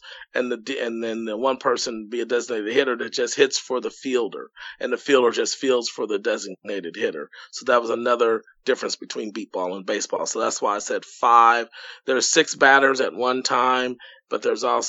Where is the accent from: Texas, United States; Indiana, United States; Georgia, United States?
Indiana, United States; Indianapolis; I'm from Indianapolis